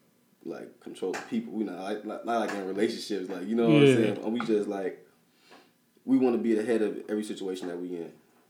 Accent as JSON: {"language": "English", "town": "Rock Island", "region": "Illinois", "country": "United States", "moved": "yes", "said": "I'm from Rock Island, Illinois, Quad Cities."}